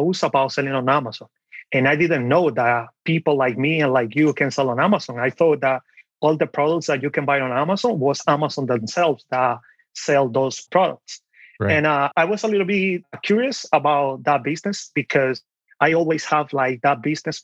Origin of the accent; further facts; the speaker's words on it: Dominican Republic; moved away as an adult; also born or lived in New York, United States; now in Pennsylvania, United States; I was born and raised in the Dominican Republic. I came to this country when I was 18 years old